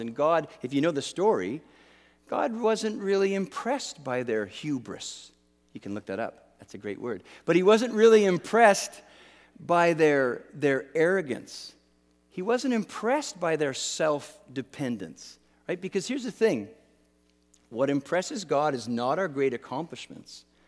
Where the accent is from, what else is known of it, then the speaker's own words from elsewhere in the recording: Canada; I'm Canadian